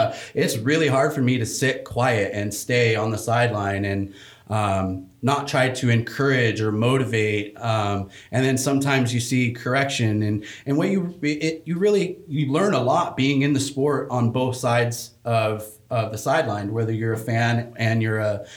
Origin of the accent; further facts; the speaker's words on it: Fresno, California, United States; I grew up in Fresno, California